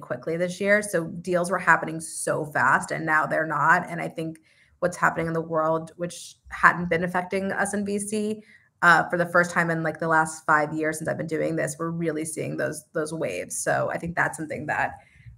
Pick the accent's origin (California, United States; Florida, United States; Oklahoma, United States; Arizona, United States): California, United States; Los Angeles; I grew up